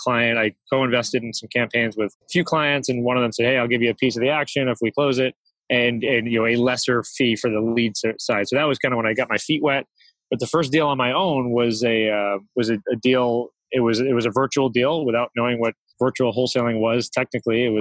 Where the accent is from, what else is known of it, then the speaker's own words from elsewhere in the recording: Albany, New York, United States; also born or lived in Israel; now in Houston, United States; Born and raised in Albany, New York